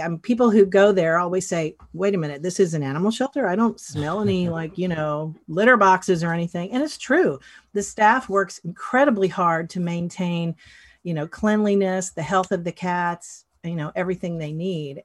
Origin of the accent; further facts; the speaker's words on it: Western North Carolina, United States; moved away as an adult; I grew up in, um, Western North Carolina in the mountains in a small town that's almost in Tennessee